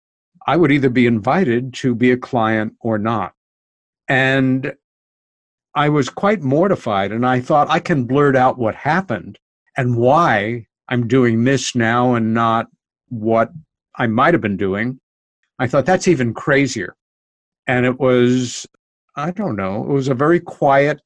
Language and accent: English; New York City, New York, United States; now in New York countryside, United States; I'm a New Yorker. I lived most of my life in New York City, my favorite place